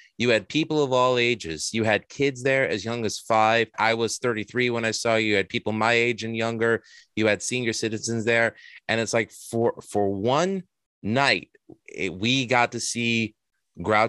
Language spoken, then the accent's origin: English; New York City, New York, United States; I'm from Astoria, Queens, originally born and bred.